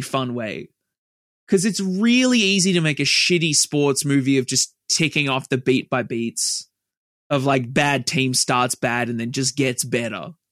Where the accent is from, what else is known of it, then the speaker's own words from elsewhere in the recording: Australia; we're Australian